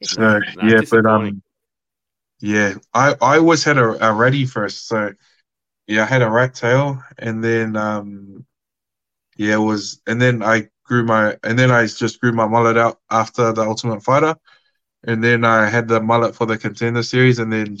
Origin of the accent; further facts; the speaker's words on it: Australia; I was from Australia